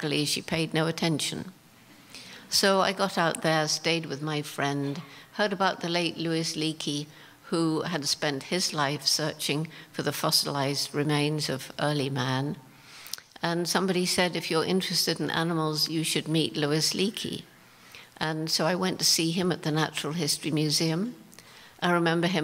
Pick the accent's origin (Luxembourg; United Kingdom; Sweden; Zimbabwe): United Kingdom; England; moved away as an adult; also born or lived in Tanzania; I was straight out from England